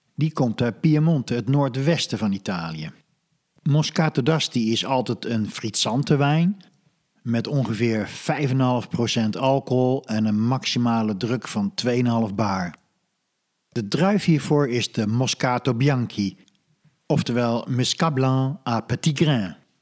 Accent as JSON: {"language": "Dutch", "country": "Netherlands", "said": "als Hollander"}